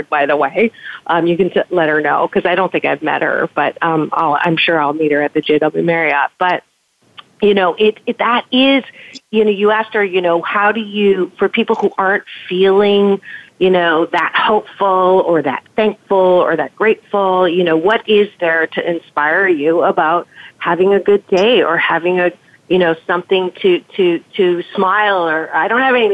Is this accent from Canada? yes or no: yes; Canada; moved away; I'm from Canada originally